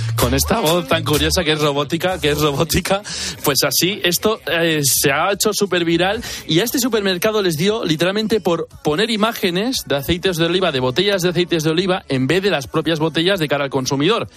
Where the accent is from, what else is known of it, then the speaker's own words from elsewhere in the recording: Basque Country, Spain; Yo soy vasco